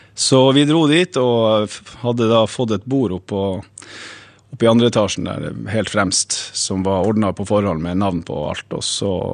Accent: Northern Norway, Norway; Jeg er jo nordlending òg

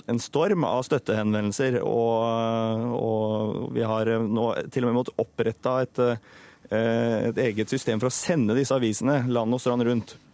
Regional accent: Sørlandet, Norway; jeg er sørlending

